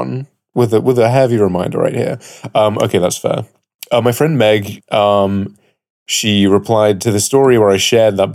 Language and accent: English; United Kingdom; And I'm your British Captain